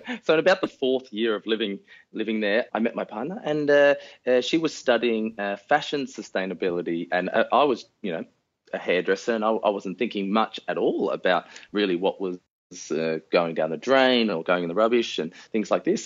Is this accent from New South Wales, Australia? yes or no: yes; Sydney, New South Wales, Australia; we grew up uh, northwest of Sydney